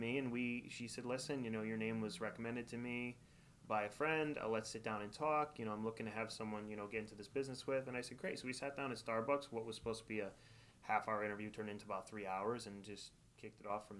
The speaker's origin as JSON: {"language": "English", "town": "Wallingford", "region": "Connecticut", "country": "United States", "tie": "born or raised there", "lives_now": "East Haven, United States", "said": "I grew up in Wallingford"}